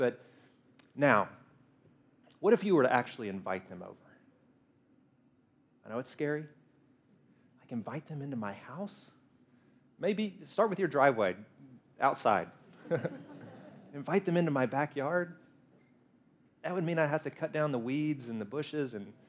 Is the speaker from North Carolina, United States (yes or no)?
no; Alabama, United States; No, I grew up in Alabama. Alabama? Yeah, I grew up in Alabama, where we fry everything. Everybody's a redneck. Like, I disguise my voice so you can't tell, but I am a redneck, too.